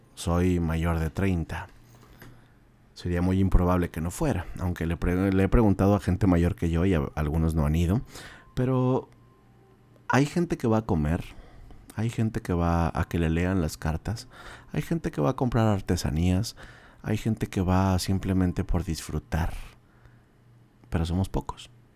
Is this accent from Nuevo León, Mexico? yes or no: yes; Monterrey, Nuevo León, Mexico; esta región de Monterrey, las personas nativas de aquí, como su servilleta